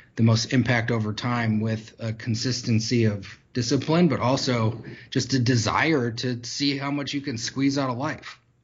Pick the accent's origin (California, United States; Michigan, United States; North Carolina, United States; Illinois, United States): Michigan, United States; growing up in Michigan